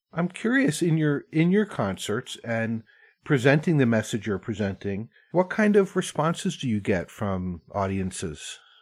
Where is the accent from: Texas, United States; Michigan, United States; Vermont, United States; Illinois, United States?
Vermont, United States; I grew up in Vermont and I grew up going to like barn dances